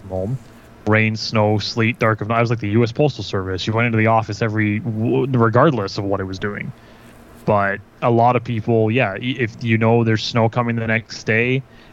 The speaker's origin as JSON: {"language": "English", "town": "Vaughan", "region": "Ontario", "country": "Canada", "tie": "born or raised there", "also_born_or_lived": "Kitchener, Ontario", "moved": "as an adult", "said": "I grew up in Vaughan"}